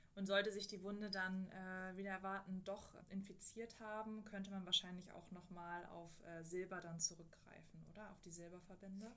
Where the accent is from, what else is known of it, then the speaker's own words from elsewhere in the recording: Germany; bei uns in Deutschland